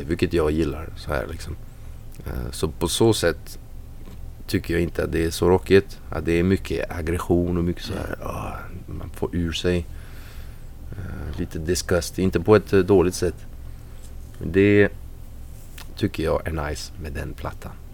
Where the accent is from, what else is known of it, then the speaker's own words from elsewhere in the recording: France; moved away as an adult; also born or lived in Nyköping, Sweden / Värmland, Sweden; now in Sweden; Jag är född i, i Frankrike och uppvuxen där